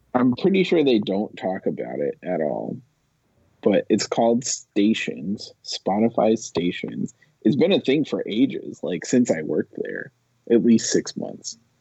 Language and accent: English; Rhode Island, United States; moved away; I grew up in Rhode Island